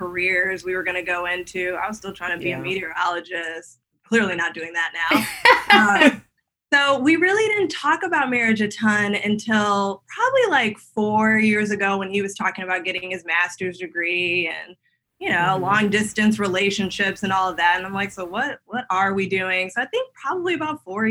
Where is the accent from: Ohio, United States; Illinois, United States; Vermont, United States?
Illinois, United States; Chicago; moved away; also born or lived in West Coast; we're from Chicago and getting married in Chicago.